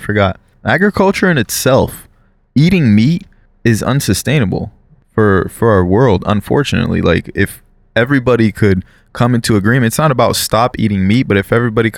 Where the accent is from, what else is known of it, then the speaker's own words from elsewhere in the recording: Brazil; moved away; I'm from Brazil.